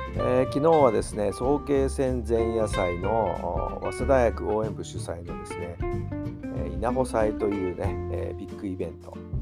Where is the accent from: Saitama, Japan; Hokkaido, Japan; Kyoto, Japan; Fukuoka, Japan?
Saitama, Japan; 地元埼玉